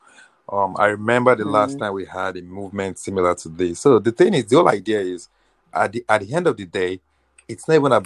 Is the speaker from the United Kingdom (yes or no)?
no; Nigeria; moved away as an adult; now in United States; I spent at least the first 22 years of my life in Nigeria